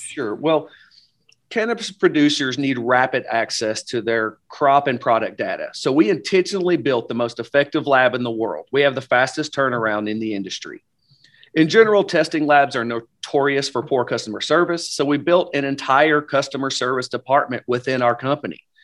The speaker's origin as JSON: {"language": "English", "region": "Upper East Tennessee", "country": "United States", "tie": "born or raised there", "moved": "as an adult", "said": "John and I, uh, originally were born and raised in Upper East Tennessee"}